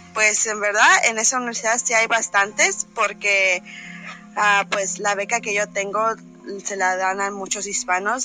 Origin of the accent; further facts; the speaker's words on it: Mexico; also born or lived in Memphis, Tennessee; now in United States; yo no nací aquí, nací en México